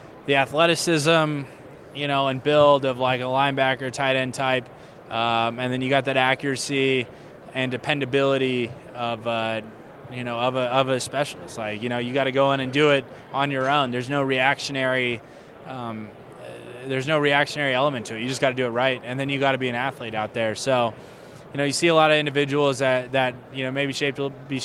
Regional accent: San Diego, California, United States; growing up in San Diego

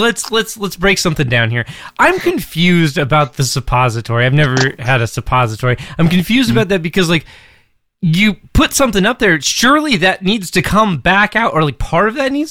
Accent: Alaska, United States; growing up in Alaska, especially as a young aspiring musician

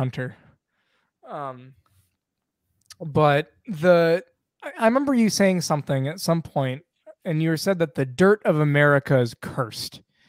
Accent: Rochester, New York, United States; now in Texas, United States; I'm not really from like the Midwestern states, but I'm from Rochester, New York

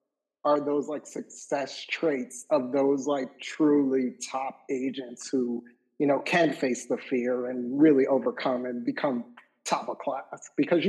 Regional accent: Northeast, United States; We're from the Northeast, so we curse a lot.

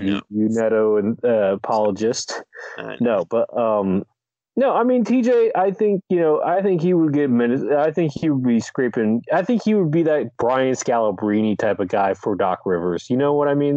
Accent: Delaware, United States; I grew up in Delaware.

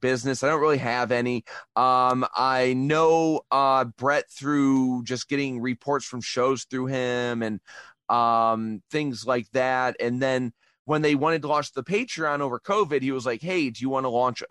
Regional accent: Toledo, Ohio, United States; moved away as an adult; now in Japan; I grew up in Toledo, Ohio, where … was a big deal

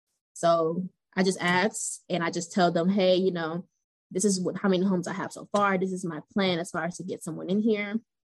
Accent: Atlanta, Georgia, United States; also born or lived in Cleveland, Ohio / Kentucky; I'm actually originally from Cleveland, Ohio. So I've been in Atlanta since I was 8.

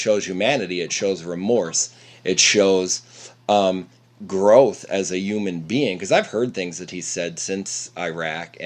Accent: Lancaster County, Pennsylvania, United States; moved away; also born or lived in Ypsilanti, Michigan; I was born and raised in Amish country, proudly. My Lancaster County, Pennsylvania.

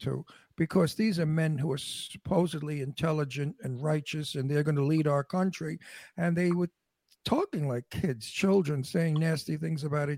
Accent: New York City, New York, United States; I was born in Red Hook Projects in Brooklyn. My parents were on welfare. I was very privileged. I lived in Astoria, Queens, in an old house

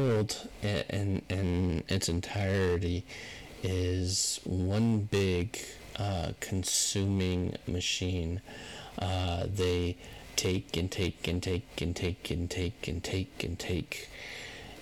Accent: United States; I'm an American

